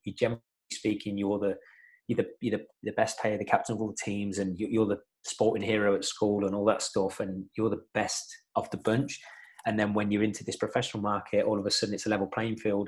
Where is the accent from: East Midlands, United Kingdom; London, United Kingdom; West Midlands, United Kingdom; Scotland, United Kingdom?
West Midlands, United Kingdom; Coventry; I'm just from Coventry.